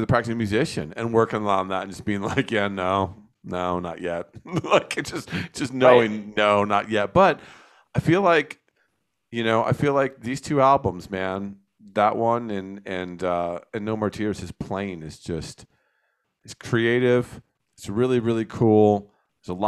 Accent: New Jersey, United States; I grew up in New Jersey

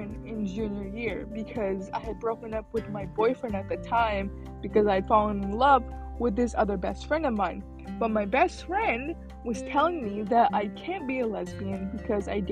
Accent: Illinois, United States; moved away as an adult; also born or lived in Philippines / Texas; now in California, United States; I grew up in Illinois. We grew up there until I was 18

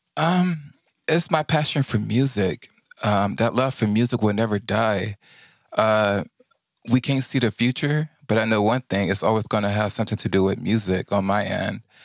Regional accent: Houston, Texas, United States; I'm from Houston, Texas

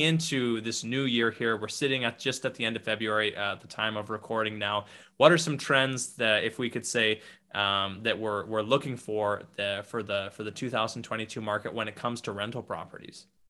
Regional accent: St. Brieux, Saskatchewan, Canada; my hometown of Saint Brew

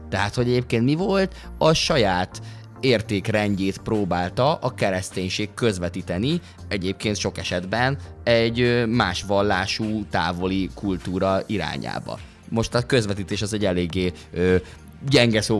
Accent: Hungary; nagyon magyarok vagyunk, és, és és e- erre nagyon büszkék vagyunk, dolognak a túltolásával szokták, ami egyébként teljesen oké, okay, mert nyilvánvalóan legyünk is büszkék rá, és én is elképesztően büszke vagyok rá

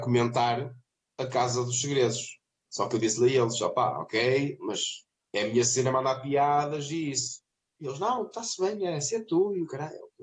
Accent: Vila do Conde, Norte, Portugal; now in Trofa, Portugal; Eu sou de Vairão, de Vila do Conde

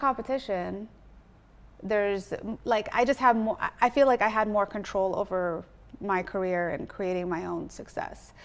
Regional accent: Orange County, California, United States; moved away as an adult; also born or lived in Washington, D.C. / Baltimore; now in Los Angeles, United States; I grew up in California

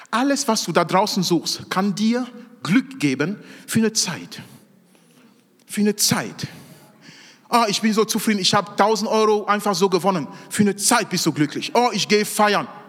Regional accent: Cameroon; Ich komme aus Kamerun, aus Afrika. Da gibt es bei weitem nicht so viele psychische Krankheiten wie hier.

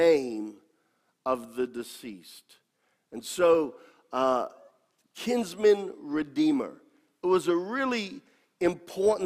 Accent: United States; accent: American; my American accent

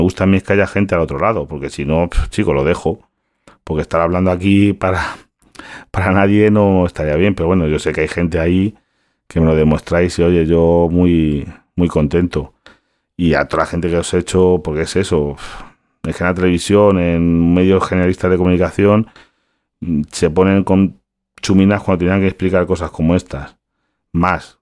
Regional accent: Galicia, Spain; yo soy gallego

